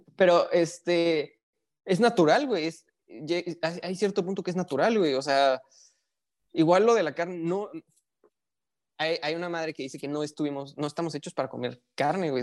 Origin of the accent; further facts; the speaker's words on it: Mexico City, Mexico; now in northern Mexico; yo soy de la Ciudad de México